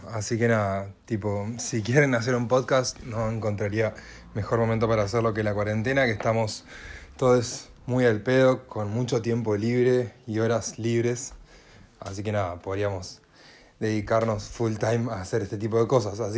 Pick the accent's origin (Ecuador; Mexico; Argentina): Argentina; Santa Fe; now in Rosario, Argentina; yo soy de Santa Fe y vivo en Rosario debido a mis estudios facultativos